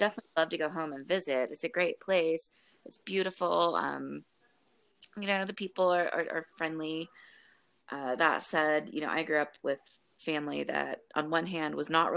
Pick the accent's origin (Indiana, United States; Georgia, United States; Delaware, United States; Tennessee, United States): Tennessee, United States; Memphis; moved away; I'm originally from Memphis, Tennessee